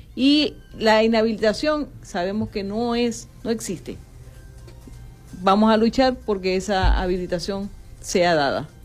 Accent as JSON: {"language": "Spanish", "country": "Venezuela", "said": "nosotros como venezolanos"}